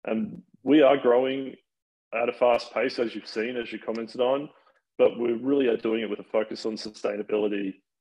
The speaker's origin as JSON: {"language": "English", "town": "Sydney", "region": "New South Wales", "country": "Australia", "moved": "yes", "lives_now": "United States", "said": "I am originally from Sydney, Australia."}